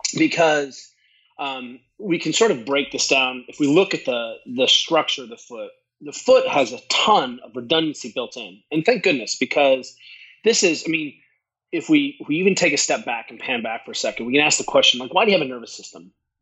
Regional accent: Boulder, Colorado, United States; also born or lived in Germany; I grew up in Boulder. I came out of a tradition where we ran wild in the mountains, basically kayaked.

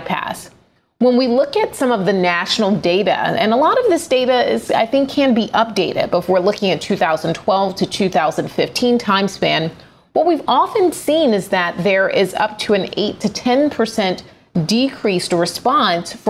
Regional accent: Atlanta, Georgia, United States; my hometown of Atlanta, Georgia

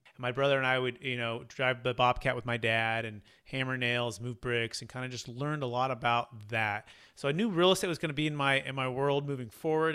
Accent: the Bay Area, Sacramento, Northern California, United States; I grew up in Northern California, the Bay Area, in Sacramento

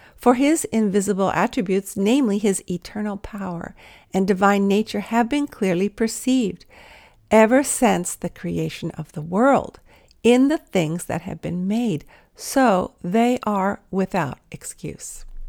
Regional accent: Los Angeles, California, United States; I was from L A where there were stars of the Hollywood variety

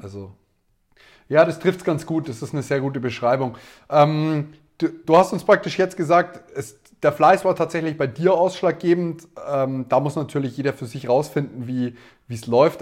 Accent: Neumarkt in der Oberpfalz, Bavaria, Germany; Wir sind beide aus Neumarkt in der Oberpfalz

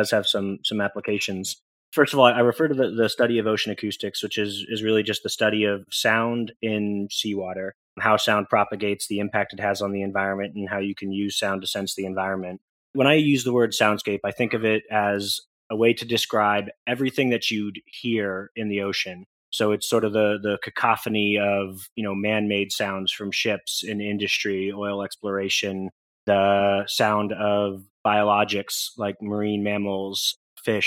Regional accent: Portland, Oregon, United States

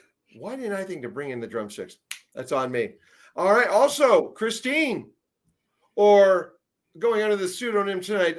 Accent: Erie, Pennsylvania, United States; I'm from Erie, PA

